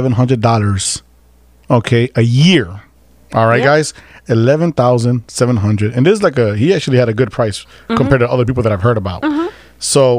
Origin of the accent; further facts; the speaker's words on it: Chicago, Illinois, United States; I was born and raised in Uptown.